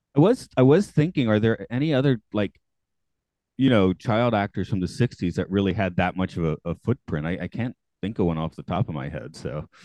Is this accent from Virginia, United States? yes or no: no; Atlanta, Georgia, United States; I'm from Atlanta